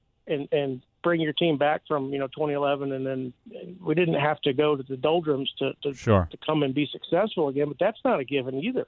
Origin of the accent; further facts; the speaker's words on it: Tampa, Florida, United States; moved away; also born or lived in Atlanta; I grew up in Tampa, and my brother played with Dwight Gooden in high school